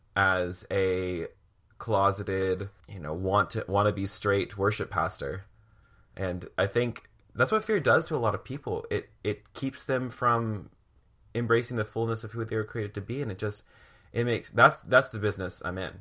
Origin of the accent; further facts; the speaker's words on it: Williamsburg, Virginia, United States; I grew up in Williamsburg